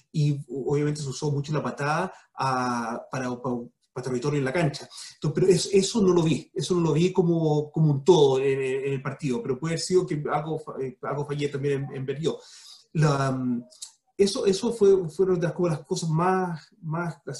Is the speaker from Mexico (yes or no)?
no; Chile; Pero lo que quiero tirar de vuelta cómo nos sentimos como chilenos que todos los cóndores no canten el himno.